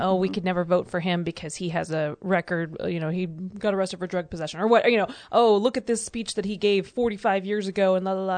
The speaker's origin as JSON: {"language": "English", "country": "United States", "tie": "born or raised there", "also_born_or_lived": "Georgia", "said": "growing up in Alabama and Georgia"}